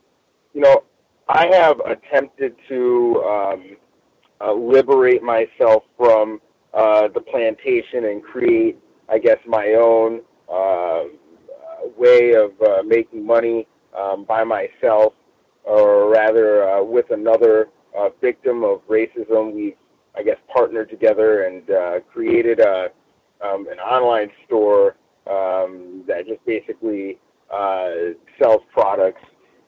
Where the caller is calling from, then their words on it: Long Beach, California, United States; I'm calling in from Long Beach, California this evening.